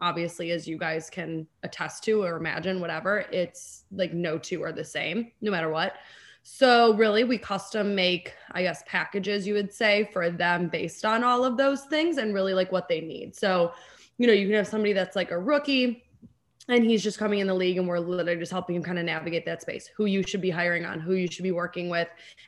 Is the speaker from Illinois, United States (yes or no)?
yes; Chicago, Illinois, United States; also born or lived in Los Angeles; I'm from Chicago. So I always like booking Chicago trips